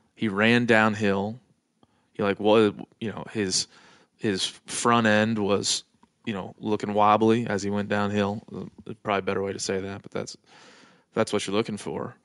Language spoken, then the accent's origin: English; East Coast, United States; i'm from the East Coast and I'm Irish